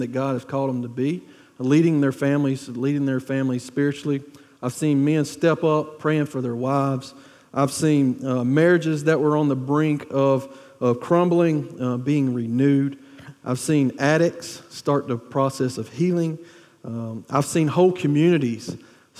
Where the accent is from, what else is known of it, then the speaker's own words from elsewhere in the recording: Wilkinson County, Georgia, United States; planting a church in Wilkeson County, which is about 30, 40 minutes away from here. It's my hometown. It's the people that I grew up